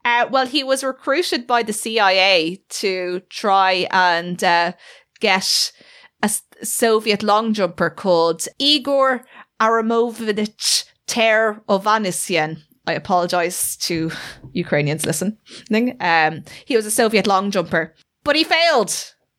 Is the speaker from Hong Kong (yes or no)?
no; Ireland; we are both Irish